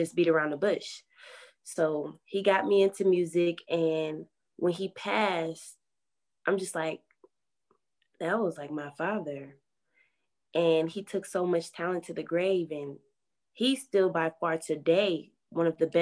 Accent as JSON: {"language": "English", "town": "Milwaukee", "region": "Wisconsin", "country": "United States", "tie": "born or raised there", "said": "I was born and raised in the heart of Milwaukee"}